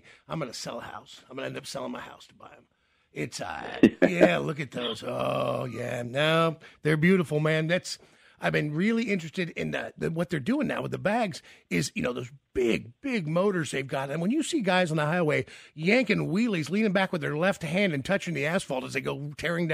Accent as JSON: {"language": "English", "region": "the South", "country": "United States", "said": "I'm from the South"}